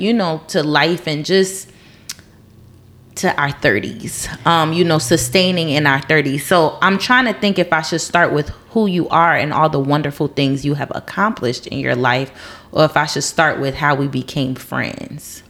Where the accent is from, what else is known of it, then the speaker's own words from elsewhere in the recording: New Jersey, United States; moved away as an adult; moving away from my hometown. Mm-hmm. Um, and it was my choice because I've been I've been taken from New Jersey before, but it wasn't my choice.